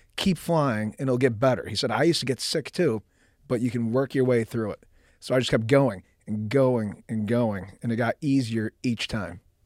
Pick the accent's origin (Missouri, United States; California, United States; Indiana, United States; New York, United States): New York, United States; Buffalo; moved away as an adult; Middle, middle class upbringing, Buffalo, New York.